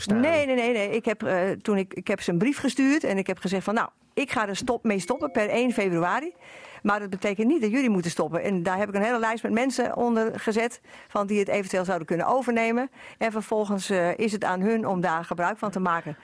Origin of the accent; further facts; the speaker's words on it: western Netherlands, Netherlands; moved away; ik kom uit Dorp, daar ben ik geboren. Dus ik kom eigenlijk uit het westen